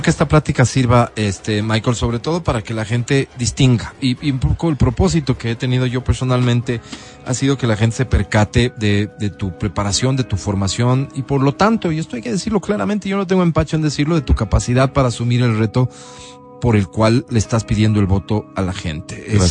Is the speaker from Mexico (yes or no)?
no; Quito, Pichincha, Ecuador; yo como quiteño